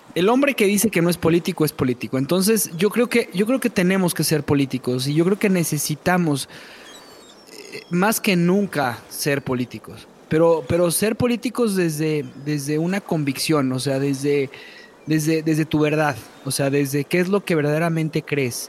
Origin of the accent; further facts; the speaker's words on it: Mexico; En México somos mexicanos